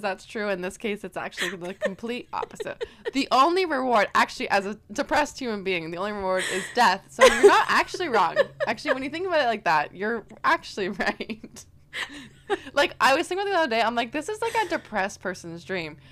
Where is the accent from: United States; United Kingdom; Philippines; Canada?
Canada; I'm from Canada